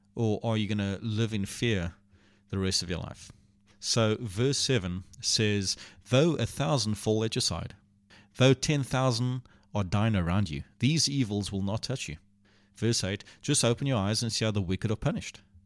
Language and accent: English; Port Elizabeth, Eastern Cape, South Africa; also born or lived in Port Alfred; we moved to Port Alfred and from Port Alfred back to Port Elizabeth